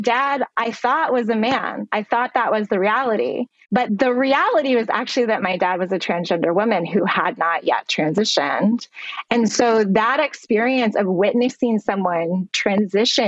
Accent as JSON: {"language": "English", "region": "Vermont", "country": "United States", "tie": "born or raised there", "said": "I grew up in Vermont, in the northeastern part of the United States"}